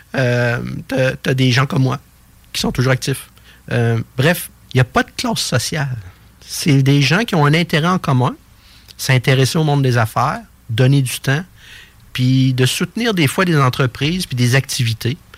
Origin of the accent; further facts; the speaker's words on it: Quebec City, Quebec, Canada; je suis natif de Québec